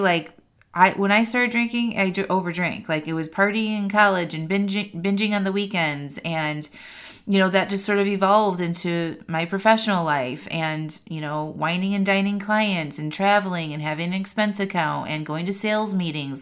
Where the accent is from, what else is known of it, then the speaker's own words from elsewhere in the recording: outside of Chicago, Northwest Indiana, United States; moved away as an adult; also born or lived in California / Seattle, Washington; now in North Carolina, United States; I grew up in the Midwest outside of Chicago in Northwest Indiana